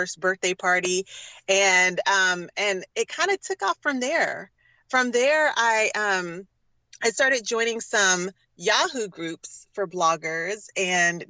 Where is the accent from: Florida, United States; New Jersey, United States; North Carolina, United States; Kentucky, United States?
North Carolina, United States; Durham; moved away as an adult; also born or lived in Philadelphia, Pennsylvania; now in Oakland, United States; originally, I am from North Carolina, from Durham, North Carolina.